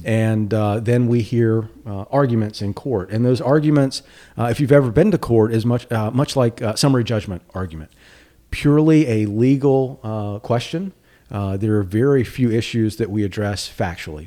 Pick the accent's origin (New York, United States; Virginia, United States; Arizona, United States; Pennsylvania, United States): Virginia, United States; Danville; now in North Carolina, United States; We grew up in Danville.